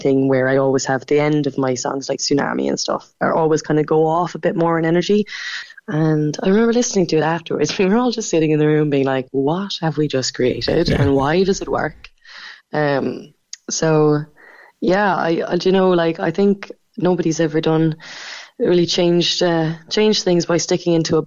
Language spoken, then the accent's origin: English; Macroom, Munster, Ireland; moved away; also born or lived in Cork / London; I'm from Macroom. I grew up in Raleigh